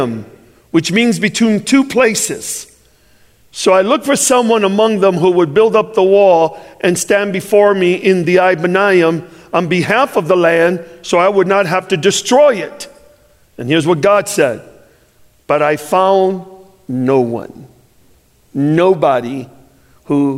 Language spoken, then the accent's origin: English; Chicago, Illinois, United States; I'm from Chicago